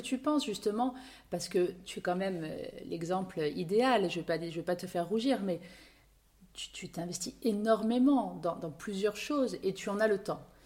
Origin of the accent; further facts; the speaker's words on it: Corsica, France; chez nous en Corse